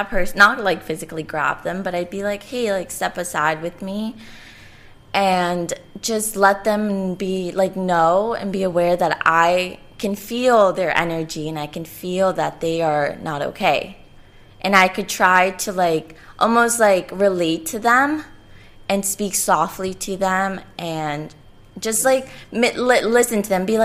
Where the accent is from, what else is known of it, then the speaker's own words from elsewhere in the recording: Colombia; I'm from Colombia